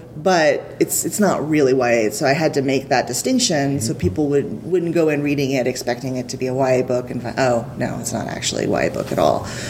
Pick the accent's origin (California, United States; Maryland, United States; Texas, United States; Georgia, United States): Texas, United States; Houston; I'm from Houston